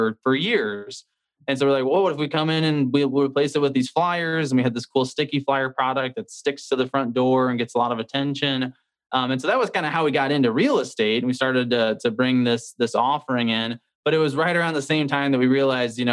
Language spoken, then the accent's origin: English; St. Louis, Missouri, United States; born and raised in St. Louis, Missouri.